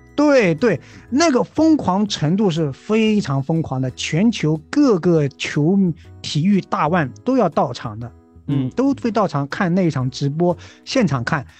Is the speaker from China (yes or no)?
yes; China; 因为我们是中国人嘛